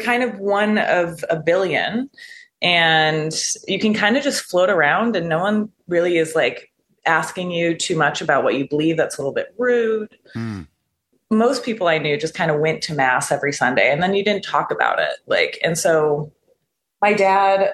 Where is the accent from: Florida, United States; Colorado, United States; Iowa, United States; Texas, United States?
Colorado, United States; Denver; now in Seattle, United States; I was raised in Denver and I was raised Catholic